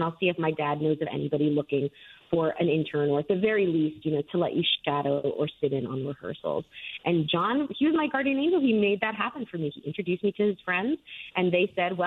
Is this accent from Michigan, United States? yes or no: no; Miami, Florida, United States; moved away as an adult; also born or lived in London, United Kingdom; now in Scotland, United Kingdom; I am from Miami originally